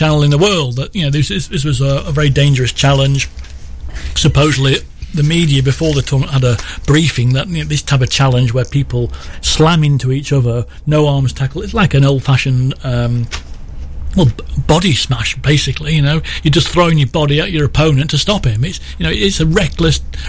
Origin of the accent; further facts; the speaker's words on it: England, United Kingdom; I'm an Englishman